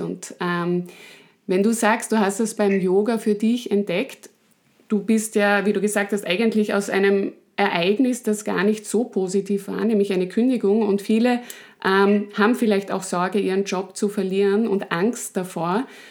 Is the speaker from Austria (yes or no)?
yes; Styria, Austria; ich bin Steirerin.